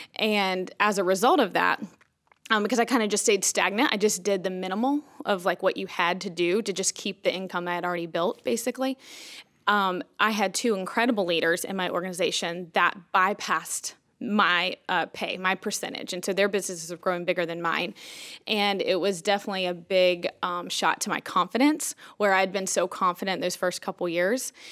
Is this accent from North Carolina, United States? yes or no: yes; Boone, North Carolina, United States; moved away as an adult; also born or lived in New Orleans, Louisiana; now in Elizabeth City, United States; we're originally from Boone, North Carolina.